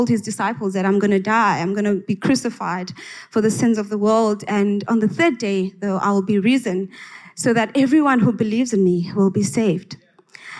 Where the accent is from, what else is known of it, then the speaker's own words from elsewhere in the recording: Engcobo, Eastern Cape, South Africa; I grew up in the Transkei in Engqoba